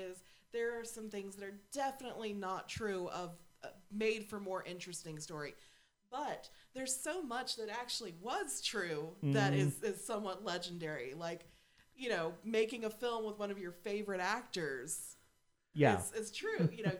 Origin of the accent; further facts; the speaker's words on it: the South, United States; I mean, we grew up in the South